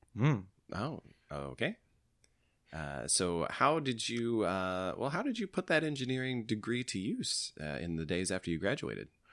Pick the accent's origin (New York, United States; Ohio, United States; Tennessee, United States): Tennessee, United States; growing up in Tennessee